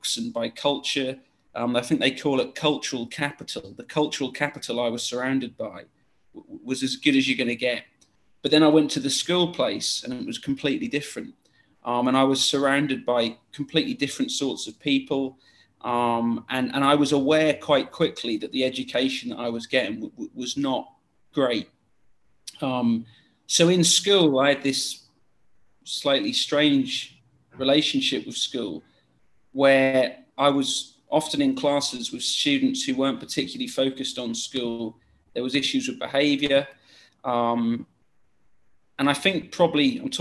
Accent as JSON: {"language": "English", "area": "small town near Great Yarmouth, Norfolk", "region": "East of England", "country": "United Kingdom", "tie": "born or raised there", "also_born_or_lived": "Blackburn / Middle East", "moved": "as an adult", "lives_now": "Malaysia", "said": "I come from a small town near Great Yarmouth"}